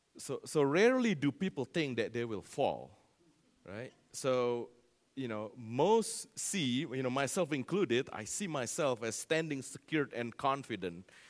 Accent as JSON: {"language": "English", "country": "Indonesia", "moved": "yes", "said": "that's my home, uh, country there, Indonesia"}